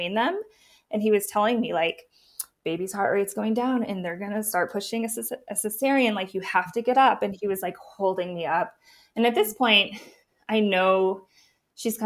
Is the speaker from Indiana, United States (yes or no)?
no; Missoula, Montana, United States; now in Bozeman, United States; I'm from Missoula